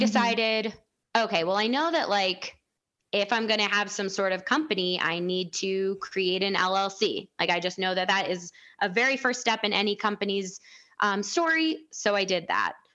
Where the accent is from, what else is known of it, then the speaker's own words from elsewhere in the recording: outside Chicago, Illinois, United States; moved away; I grew up outside Chicago